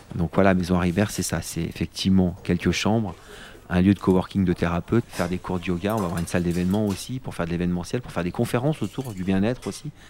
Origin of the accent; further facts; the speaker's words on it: Vercors, near Grenoble, Auvergne-Rhône-Alpes, France; je suis né à Grenoble et j'ai grandi non loin d'ici dans le Vercors